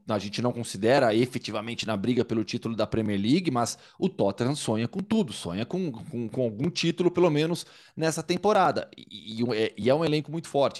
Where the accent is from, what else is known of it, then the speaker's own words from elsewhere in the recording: Campinas, São Paulo, Brazil; Eu sou de Campinas e joguei basquete na base